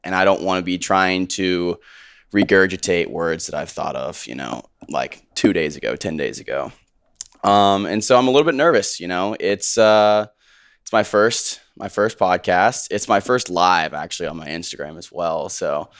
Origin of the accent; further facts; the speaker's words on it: Houston, Texas, United States; also born or lived in Richmond, Virginia; now in Austin, United States; I grew up in Richmond, Virginia. Grew up there till I was eight. My dad got a job in oil in Houston, so we moved to Houston. And then I lived there until I went to college.